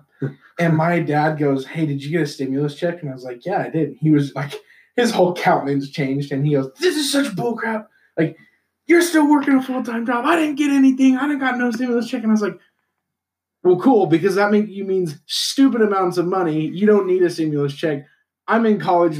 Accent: Utah, United States; I'm from Utah

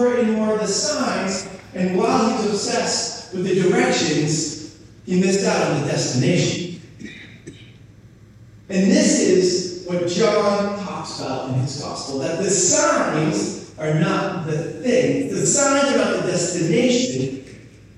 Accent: New Hampshire, United States; I grew up in New Hampshire

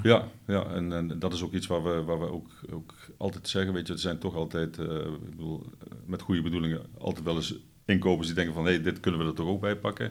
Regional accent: Netherlands; onder ons als Nederlanders.

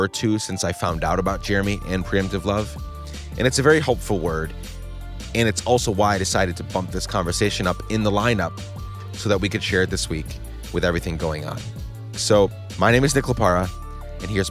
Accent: Guatemala; moved away; I grew up in Guatemala during the end of their civil war

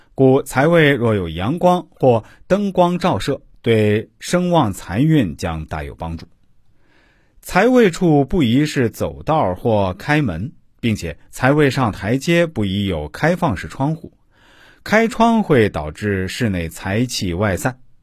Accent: China; 我们中国人

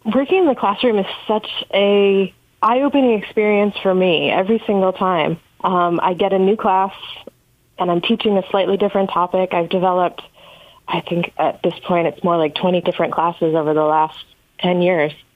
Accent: North Country, New York, United States; moved away; growing up in the North Country

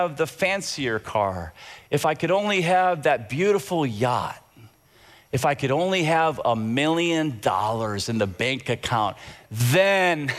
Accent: Tampa, Florida, United States; I grew up in Tampa, and I loved soccer growing up.

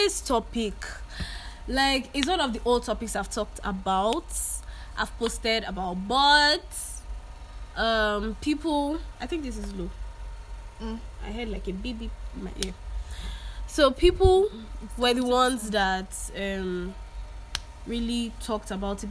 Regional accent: Lagos, Nigeria; first language English; I grew up in Lagos.

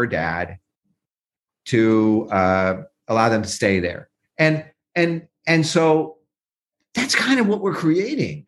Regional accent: Santa Cruz, California, United States; right next to Santa Cruz, where I grew up

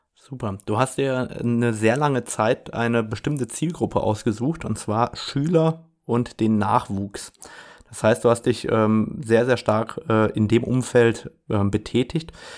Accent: Saarland, Germany; bei mir in der frankophonen Region aus dem Saarland, wo ich herkomme

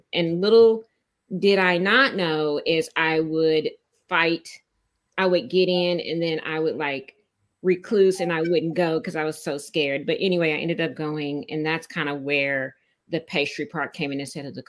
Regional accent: Tulsa, Oklahoma, United States; moved away as an adult; now in Austin, United States; So I am not an original Austinite. I came from Tulsa, Oklahoma. And that was about 15, 16 years ago I came. I came here because the job at the time that I had moved me down here

